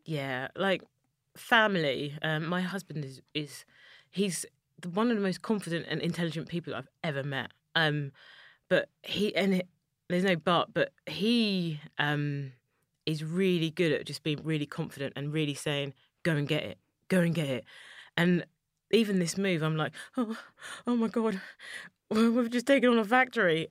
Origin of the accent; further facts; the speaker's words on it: London, United Kingdom; I'm a black woman from East London, born and raised in Poplar